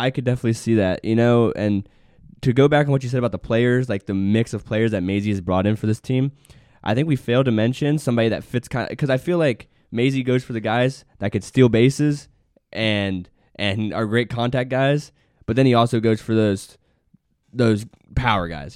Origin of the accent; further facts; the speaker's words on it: West Virginia, United States; Us two West Virginia kids